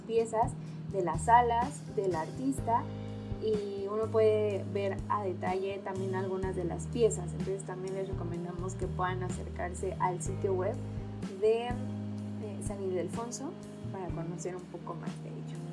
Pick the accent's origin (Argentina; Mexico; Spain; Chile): Mexico; nuestra cultura como mexicanos